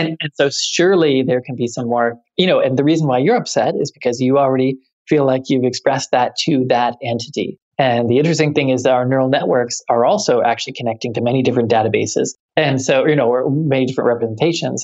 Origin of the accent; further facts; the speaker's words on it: Canada; moved away; I'm Canadian